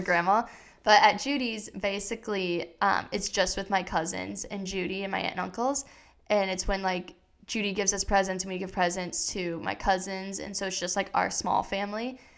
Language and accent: English; Iowa, United States; moved away; I'm originally from Iowa